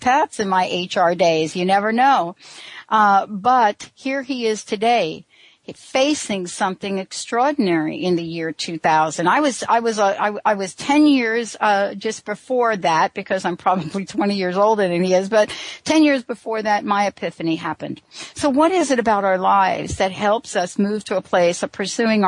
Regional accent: East Coast, United States; now in Seattle, United States; I grew up on the East Coast. I'm now on the West Coast in Seattle

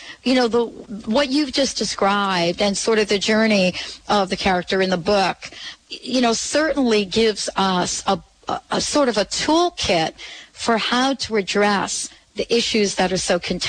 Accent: East Coast, United States; moved away; growing up on the East Coast

